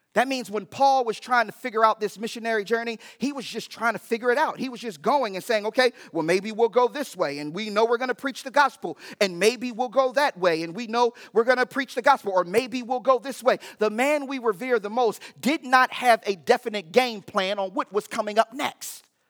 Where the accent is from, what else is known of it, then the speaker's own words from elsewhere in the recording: United States; as American Christians